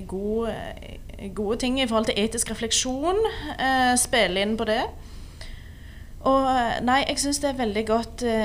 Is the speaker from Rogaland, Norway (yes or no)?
yes; Rogaland, Norway; Jeg er fra Rogaland.